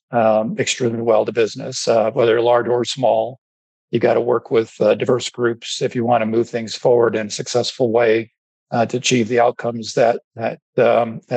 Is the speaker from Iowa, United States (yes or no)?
no; South Dakota, United States; moved away as an adult; also born or lived in Washington, D.C. / Texas; now in Santa Fe, United States; my home state in South Dakota